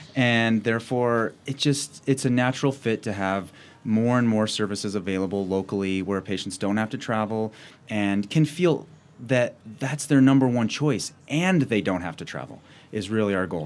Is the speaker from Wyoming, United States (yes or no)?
yes; Cheyenne, Wyoming, United States; also born or lived in Laramie, Wyoming / Washington State / Fremont County, Wyoming; I grew up in Cheyenne, Wyoming